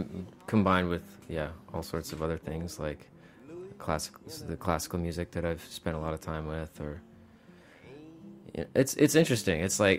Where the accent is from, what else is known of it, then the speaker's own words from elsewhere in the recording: Mississippi, United States; Well, it wasn't from growing up in Mississippi, that's for sure.